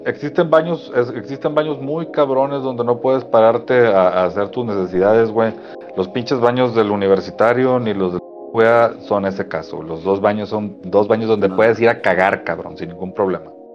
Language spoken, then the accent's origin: Spanish; Mexico; also born or lived in Apodaca, Nuevo León; nosotros como mexicanos